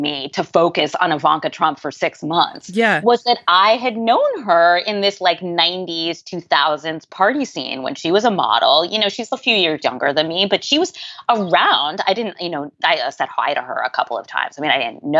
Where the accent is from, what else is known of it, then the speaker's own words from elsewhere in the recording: New York City, New York, United States; I grew up in Manhattan